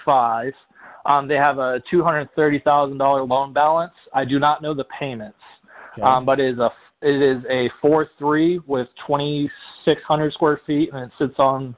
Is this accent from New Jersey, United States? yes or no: no; Clearwater, Florida, United States; I'm originally from the Clearwater area. Now I'm Brandon.